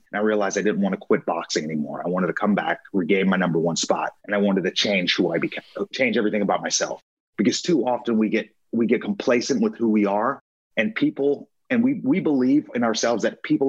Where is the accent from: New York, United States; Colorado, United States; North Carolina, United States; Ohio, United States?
New York, United States; Long Island; moved away as an adult; I was born in Long Island, New York. I lived there until I was 18, right before my senior year in high school.